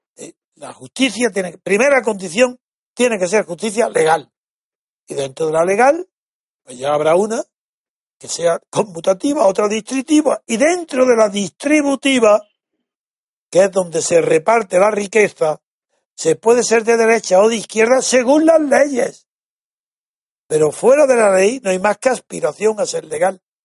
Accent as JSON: {"language": "Spanish", "country": "Spain"}